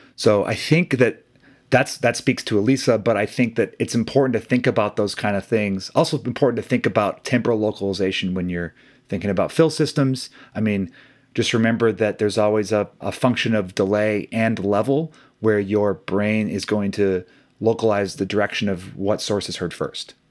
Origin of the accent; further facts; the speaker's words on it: Midwest, United States; growing up in the Midwest, I played hockey as a kid